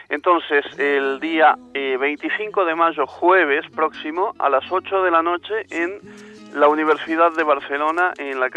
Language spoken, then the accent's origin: Spanish; Santiago del Estero, Argentina; soy del norte de Santiago del Estero.